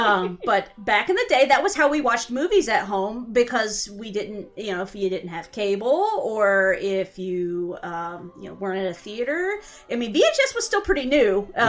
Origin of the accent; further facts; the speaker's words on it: Knoxville, Tennessee, United States; is from my hometown. She's from Knoxville, Tennessee.